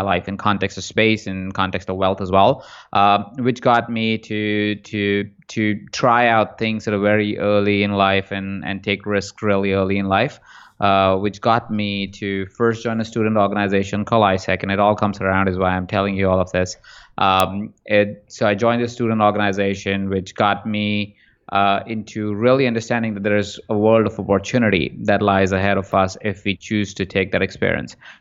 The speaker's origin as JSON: {"language": "English", "town": "Jaipur", "region": "Rajasthan", "country": "India", "tie": "born or raised there", "also_born_or_lived": "Malaysia", "moved": "as an adult", "lives_now": "Los Angeles, United States", "said": "I was born in India in a small town called Jaipur, uh, and from there, I spent the first half of my life there, first twenty-four years of my life there"}